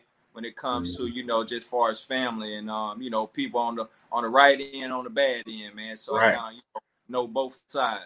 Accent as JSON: {"language": "English", "town": "Mound Bayou", "region": "Mississippi", "country": "United States", "tie": "born or raised there", "also_born_or_lived": "Winstonville, Mississippi", "said": "I'm from the Mississippi Delta, man. By way of Mount Bayou in Winstonville, Mississippi"}